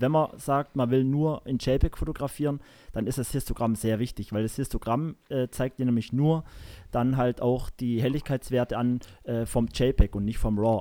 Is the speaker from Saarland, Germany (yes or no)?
yes; Saarland, Germany; bei uns im Saarland hier